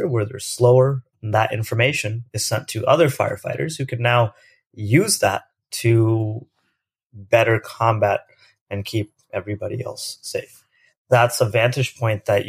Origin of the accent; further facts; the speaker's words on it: Lewis Center, Ohio, United States; moved away as an adult; also born or lived in India / Berkeley, California; I spent most of my life growing up in the state of Ohio. Ohio is known for not a lot of things happen there. It's a great place to grow up. I grew up about 25 minutes north of Columbus, which is our capital, in this town of Lewis Center, Ohio.